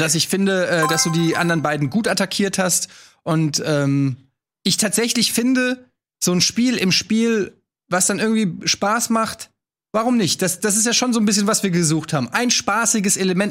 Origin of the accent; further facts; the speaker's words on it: Hesse, Germany; wir Hessen